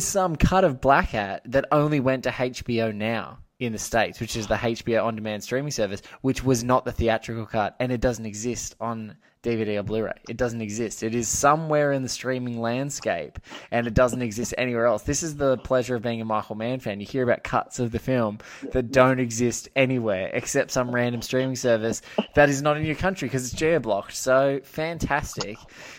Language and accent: English; Australia; You know, it may be because I'm an Aussie